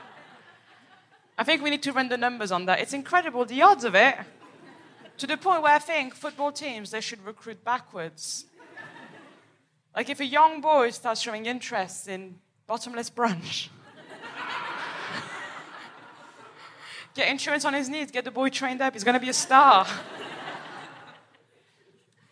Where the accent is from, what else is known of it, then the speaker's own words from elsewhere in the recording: Paris, Île-de-France, France; I am from Paris, from the outskirts